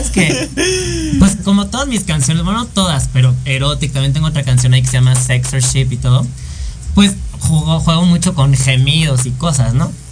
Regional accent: Mexico; also born or lived in France; extraño mucho mi país y yo la quiero armar en mi país, que sé, que amo y que sé cómo funciona

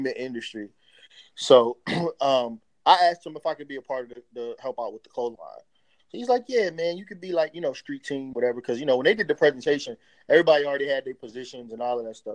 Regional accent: Hampton, Virginia, United States; also born or lived in New York; they moved us down from New York. I'm originally from New York, and so is my family. They moved us down to Virginia

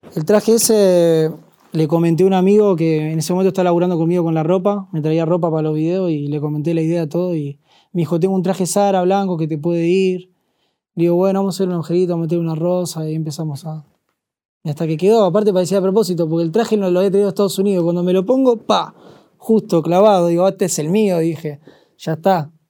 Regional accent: Argentina; Yo hablo como argentino

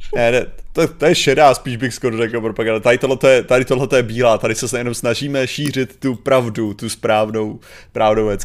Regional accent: Czechia; já jako Čech

